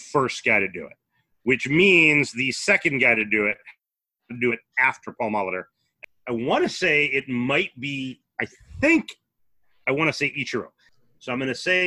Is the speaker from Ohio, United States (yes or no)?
no; Chicago, Illinois, United States; I am from Chicago, Cub Country, but a diehard Cardinals fan